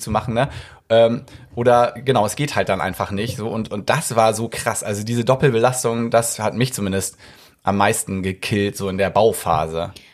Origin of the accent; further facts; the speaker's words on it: Hamburg, Germany; ich bin Hamburger.